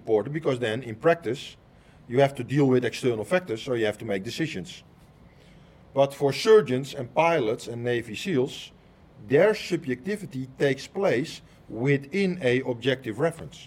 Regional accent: Netherlands; I am somebody from Holland, where Dutch people speak Dutch

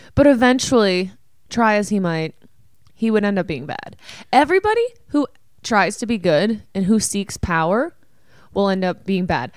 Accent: Ontario, Canada; where we grew up in Ontario

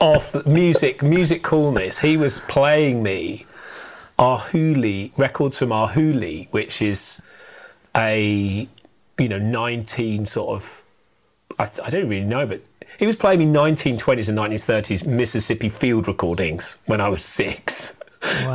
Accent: United Kingdom; We are British.

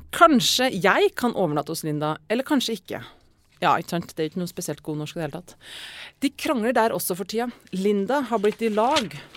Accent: Verdal, Trøndelag, Norway; jeg vokste opp på Verdalen i 90-tallet.

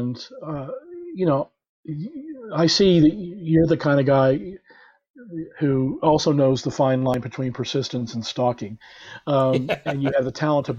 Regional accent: Oklahoma, United States; born or raised there

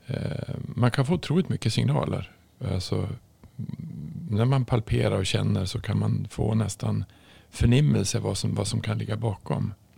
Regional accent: Norrland, Sweden; jag kommer ju från Norrland

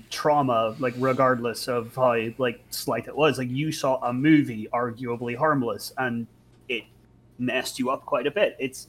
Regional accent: Northern Ireland, United Kingdom; We're Irish.

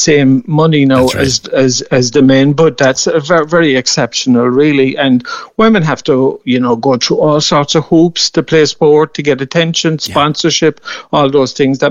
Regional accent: Mallow, Munster, Ireland; I played mostly hurling and soccer in my hometown of Mallow

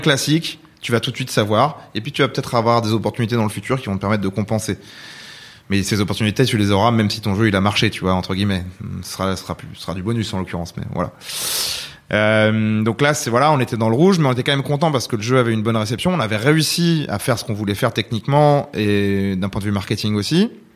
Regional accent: France; also born or lived in Rouen, France / California, United States; on est français

